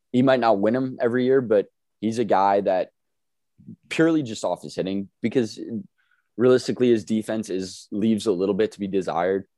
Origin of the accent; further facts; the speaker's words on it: East Coast, United States; both of us born and raised on the East Coast, still on the East Coast